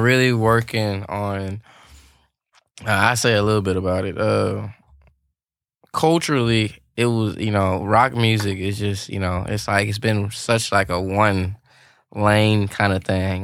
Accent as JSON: {"language": "English", "region": "Louisiana", "country": "United States", "moved": "yes", "lives_now": "Nashville, United States", "said": "I'm from Louisiana"}